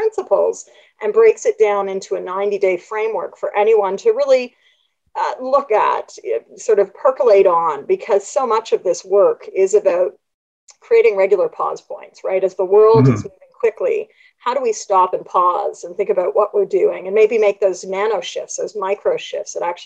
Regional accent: Canada; I'm Canadian

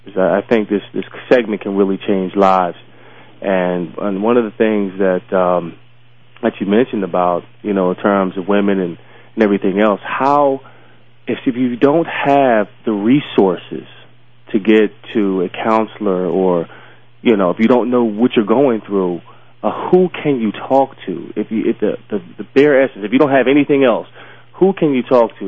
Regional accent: Philadelphia, Pennsylvania, United States; I grew up in Southwest Philly. I grew up in Philadelphia

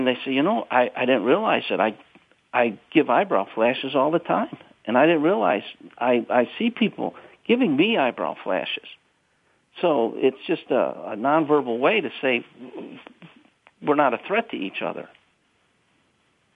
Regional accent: Chicago, Illinois, United States; I'm from South Side of Chicago

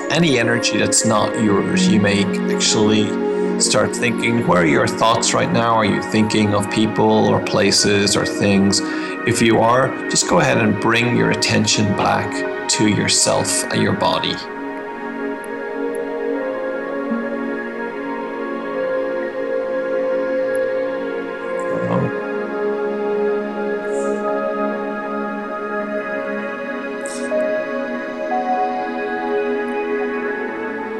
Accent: Ireland; accent: Irish; you may tell from my accent that's where I hail from.

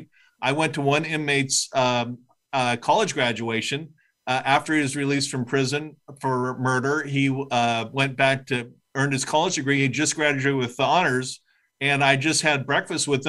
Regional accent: Southern California, United States; I grew up in Southern California, a tall, white, straight guy with a little bit of privilege.

